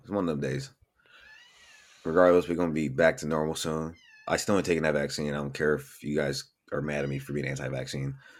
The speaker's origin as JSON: {"language": "English", "town": "Bellflower", "region": "California", "country": "United States", "tie": "born or raised there", "said": "born and raised in Bellflower, California."}